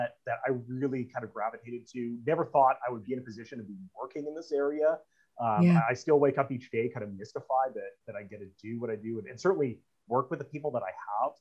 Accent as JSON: {"language": "English", "country": "Canada", "said": "part of being a Canadian"}